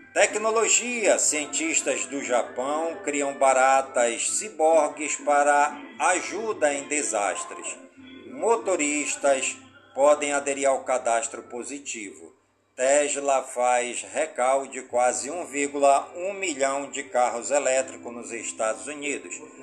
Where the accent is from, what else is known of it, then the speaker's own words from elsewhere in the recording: Careiro da Várzea, Amazonas, Brazil; also born or lived in Manaus; Careiro da Vaz, minha cidade natal